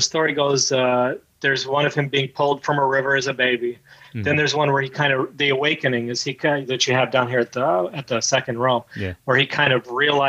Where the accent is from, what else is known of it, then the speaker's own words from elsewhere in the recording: India; then, well, I'm Indian.